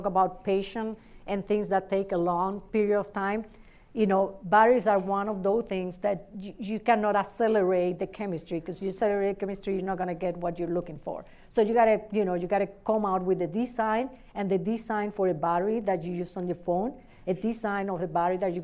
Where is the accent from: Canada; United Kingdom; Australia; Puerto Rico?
Puerto Rico; Adjuntas; also born or lived in Ponce, Puerto Rico; now in Cleveland, United States; I was born in Ponce, but I was raised in Adjuntas, which is a small town in the middle of the island.